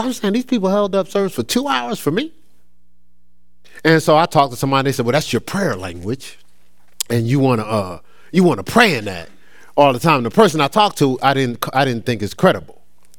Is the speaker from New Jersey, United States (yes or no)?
yes; Newark, New Jersey, United States; I grew up in Newark, so it was a lot of Nation of Islam.